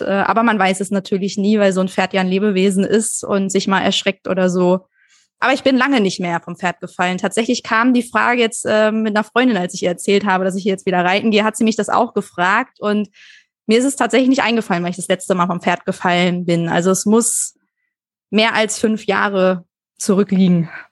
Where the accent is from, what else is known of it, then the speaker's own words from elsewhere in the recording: Kirchhorst, Lower Saxony, Germany; Äh, bei Hannover, äh, Kirchhorst äh, heißt das Dorf, ist so ähm, 25 Minuten mit dem Auto aus Hannover raus.